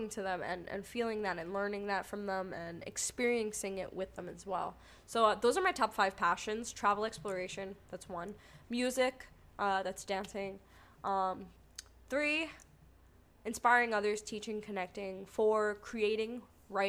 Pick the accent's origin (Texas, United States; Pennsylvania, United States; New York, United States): New York, United States; I'm from New York